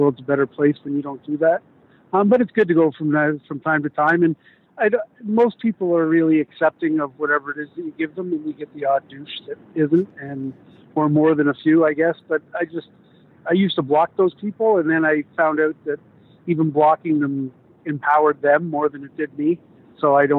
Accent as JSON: {"language": "English", "town": "Whitby", "region": "Ontario", "country": "Canada", "said": "Where I'm from Whitby, and that's the next community over"}